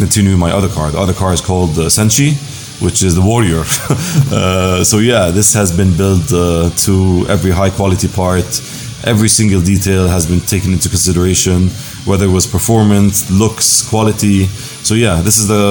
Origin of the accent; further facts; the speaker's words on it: Jordan; also born or lived in Cyprus; now in Dubai, United Arab Emirates; I feel like I'm part of Jordan because I grew up there